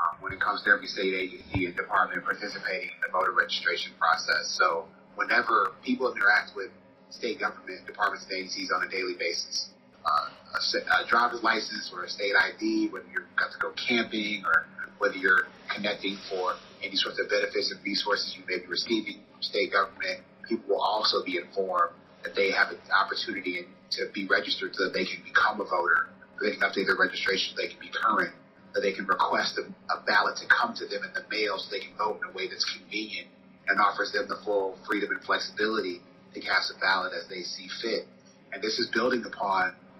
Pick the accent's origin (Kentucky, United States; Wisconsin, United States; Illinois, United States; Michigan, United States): Michigan, United States; Detroit; my hometown of Detroit